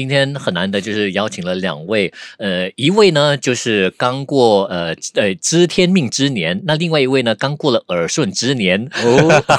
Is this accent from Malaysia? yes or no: yes; Malaysia; first language Hakka; Chinese is a second language; 其实呃我自己本身在马来西亚土生土长，所以我自己本身是客家人。那我的母语呢，呃有些人说你应该说是中文还是说华语？那其实应该我的母语。我自己看成就是客家话，因为自小打从母胎呃生下来过后呢，听到的是客家话，